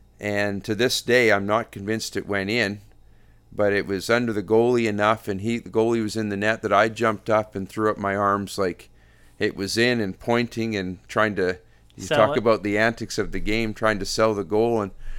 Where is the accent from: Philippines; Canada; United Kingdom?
Canada; it would have to be a highlight to have that opportunity as all Canadian, all of us